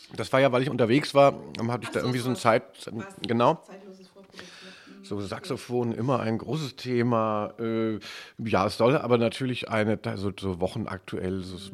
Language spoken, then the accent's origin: German; West Germany, Germany; als ähm, äh, Wessi